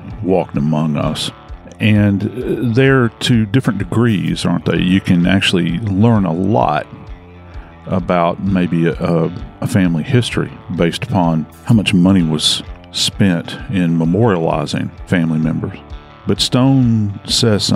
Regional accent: New Orleans, Louisiana, United States; I'm from New Orleans. We're famous for our graveyards down home.

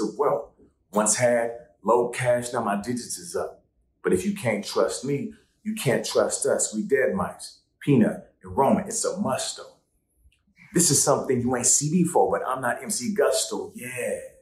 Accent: Seattle, Washington, United States; now in New York, United States; I'm from Seattle. I feel right at home when it rains

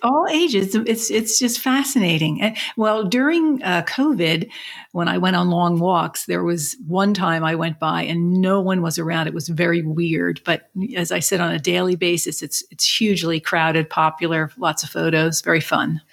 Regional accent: Philadelphia, Pennsylvania, United States; also born or lived in Chicago area; born and raised in Philadelphia, and then our family lived a short time in the Chicago area, but then we moved back

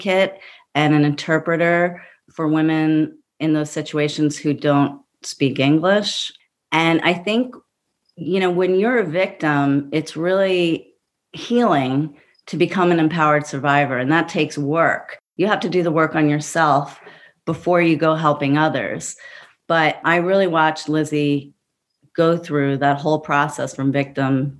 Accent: New York City, New York, United States; I grew up in Brooklyn, you know, with a feminist mother

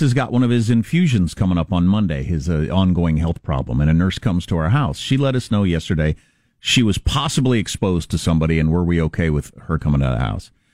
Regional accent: Kansas, United States; moved away; in Kansas, my, my home state

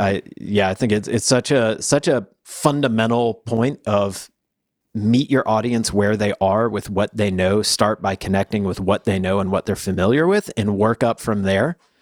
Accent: the South, United States; I'm from the South.

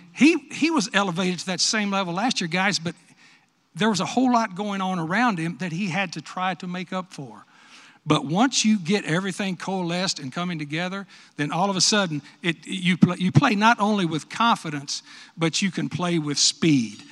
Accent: West Texas, United States; moved away; I'm from West Texas

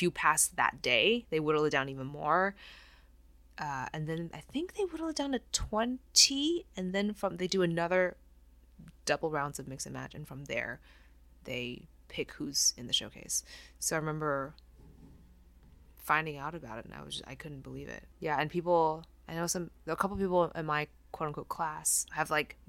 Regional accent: Taiwan; moved away as an adult; now in United States; No, I grew up in Taiwan.

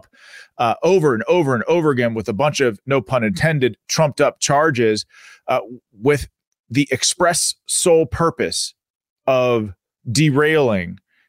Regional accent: Pennsylvania, United States; my home state of Pennsylvania

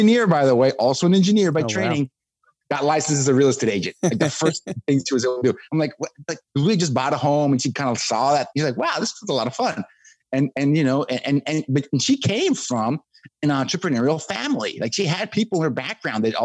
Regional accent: Mexico; moved away as an adult; now in United States; I grew up in Mexico, right? That's where I'm from, on the border with the US

